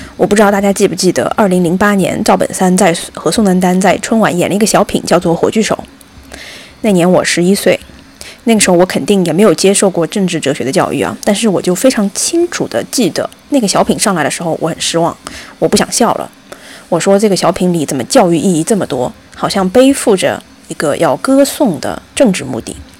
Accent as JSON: {"language": "Chinese", "region": "Zhejiang", "country": "China", "tie": "born or raised there", "said": "我是一个没有离开过浙江的小镇女孩"}